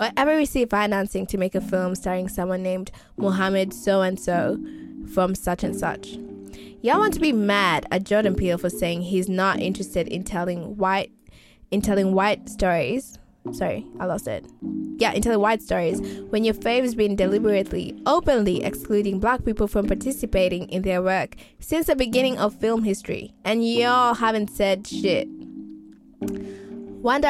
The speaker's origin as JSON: {"language": "English", "country": "Kenya", "moved": "yes", "lives_now": "Australia", "said": "as a Kenyan"}